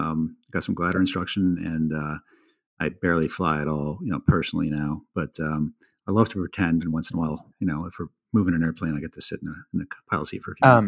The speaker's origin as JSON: {"language": "English", "town": "Brooklyn", "region": "New York", "country": "United States", "tie": "born or raised there", "also_born_or_lived": "London, England", "said": "So I was born in 1970 in London, England, and I'm told I lived there for 3 years. Don't remember any of it. Moved to Brooklyn, New York."}